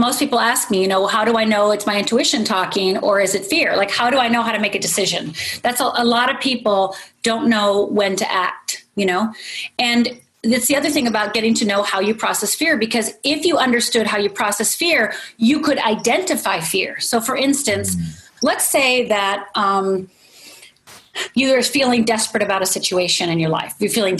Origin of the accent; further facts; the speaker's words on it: Northern Minnesota, United States; I'm from Northern Minnesota. It's like, I'm from a little tiny town, you know?